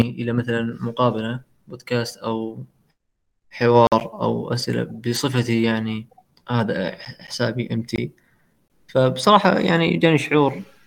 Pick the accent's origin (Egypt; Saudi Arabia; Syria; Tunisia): Saudi Arabia; عندنا في السعودية